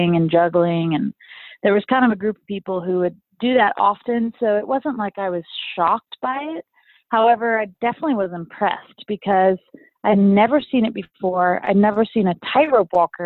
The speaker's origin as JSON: {"language": "English", "town": "Austin", "region": "Texas", "country": "United States", "tie": "born or raised there", "said": "my hometown of Austin, Texas"}